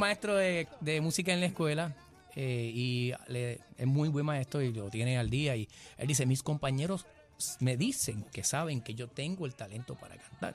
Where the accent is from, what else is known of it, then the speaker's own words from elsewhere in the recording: Naranjito, Puerto Rico; me dio clase de música a mí en noveno grado en la escuela Mercedes Rosado en Naranjito